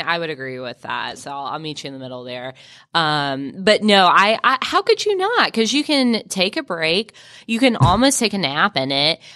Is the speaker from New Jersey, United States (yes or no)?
no; Mississippi, United States; I'm from Mississippi